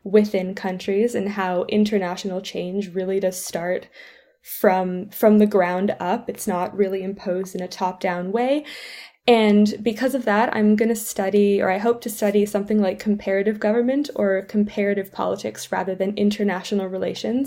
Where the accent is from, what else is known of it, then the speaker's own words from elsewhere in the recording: Canada; moved away as an adult; also born or lived in St Andrews, Scotland; I'm from Canada